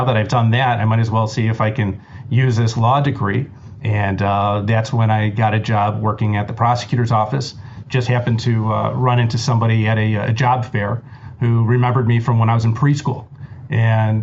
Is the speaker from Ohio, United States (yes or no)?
yes; Cleveland, Ohio, United States; growing up in Cleveland, my family owned a jewelry store